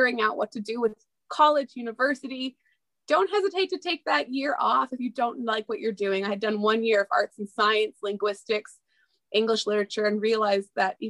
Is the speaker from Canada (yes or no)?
yes; Ontario, Canada; also born or lived in East Coast of Canada / Memphis, Tennessee; I currently live in the capital of Canada in Ottawa, Ontario. I have grown up throughout Ontario